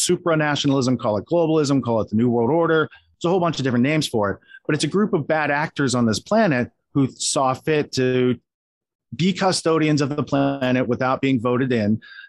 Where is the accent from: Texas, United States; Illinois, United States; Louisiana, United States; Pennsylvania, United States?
Pennsylvania, United States; I grew up in Western Pennsylvania. I learned later Gatto also grew up in Western Pennsylvania. So we shared a lot of kind of hometown values.